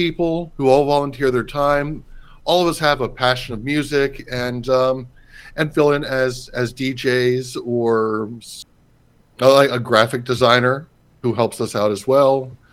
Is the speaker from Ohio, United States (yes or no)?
yes; Cincinnati, Ohio, United States; I grew up in Hyde Park and went to Xavier